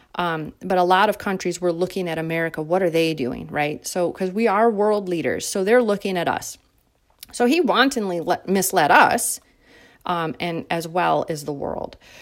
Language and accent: English; United States; as an American citizen